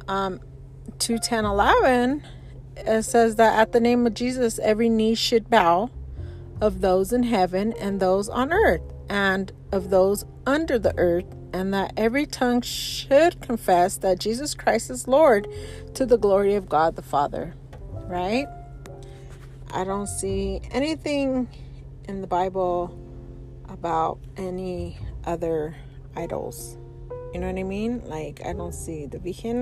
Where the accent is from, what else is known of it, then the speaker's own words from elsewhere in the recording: Colorado Springs, Colorado, United States; I was growing up in Colorado Springs